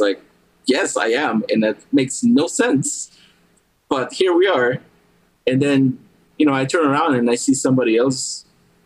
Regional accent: Guatemala; moved away; also born or lived in Maryland; When I grew up in Guatemala

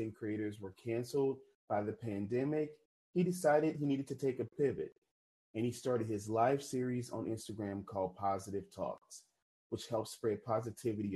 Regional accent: New Orleans, Louisiana, United States; I'm originally from New Orleans, Louisiana

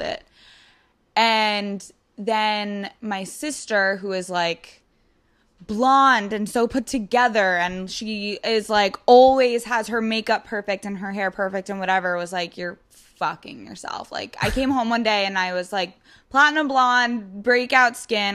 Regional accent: Long Island, New York, United States; moved away as an adult; now in New York City, United States; I'm from Long Island. I've lived in the city for a while.

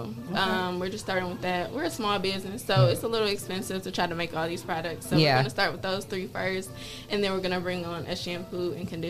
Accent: Detroit, Michigan, United States; also born or lived in Bowling Green, Ohio; So, I grew up in Detroit.

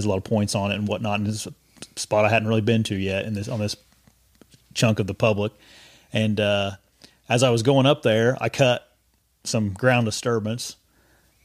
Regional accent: Indiana, United States; I'm from Indiana, so I'm used to all the hills and stuff

